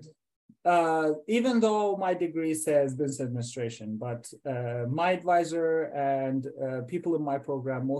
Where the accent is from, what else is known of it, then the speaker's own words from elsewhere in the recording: Iran; moved away as an adult; also born or lived in Iowa, United States; now in United States; I went to college first in Iran. I'm from Iran